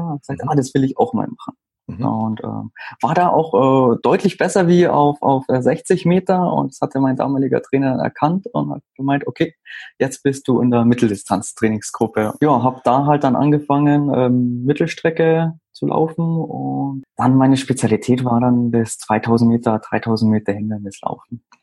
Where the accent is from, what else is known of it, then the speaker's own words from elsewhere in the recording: Garmisch-Partenkirchen, Bavaria, Germany; now in Munich, Germany; wohnen äh, tue ich im Moment in München. Ähm, geboren bin ich in Garmisch-Partenkirchen